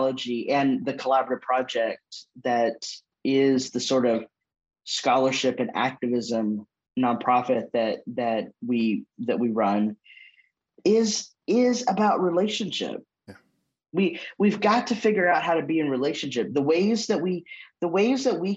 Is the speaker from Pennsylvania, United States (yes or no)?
no; Longview, Texas, United States; moved away as an adult; also born or lived in San Antonio, Texas / California; now in Nashville, United States; I was born in Longview, Texas, which is East Texas